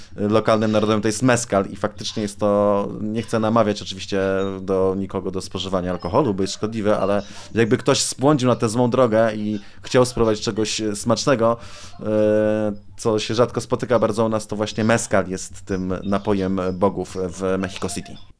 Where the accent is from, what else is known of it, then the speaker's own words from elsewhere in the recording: Poland; jesteśmy z Polski